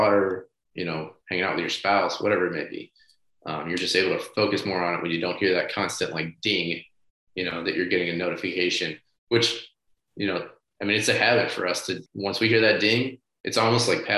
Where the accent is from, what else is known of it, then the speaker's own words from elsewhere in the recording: St. Louis, Missouri, United States; moved away; I'm from St. Louis originally. I have a lot of childhood friends that still live back there